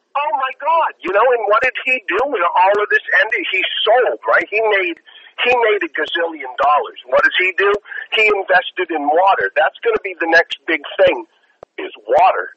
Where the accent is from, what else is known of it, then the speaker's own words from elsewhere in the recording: Boston, Massachusetts, United States; now in Los Angeles, United States; I used to fly back to Boston